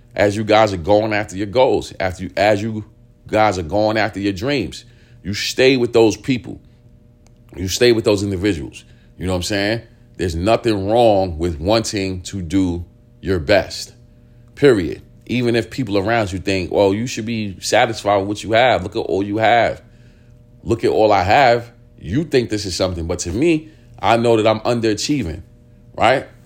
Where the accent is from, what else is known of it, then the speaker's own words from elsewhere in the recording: New York City, New York, United States; where we grew up at in East New York, not only East New York, we grew up in pink houses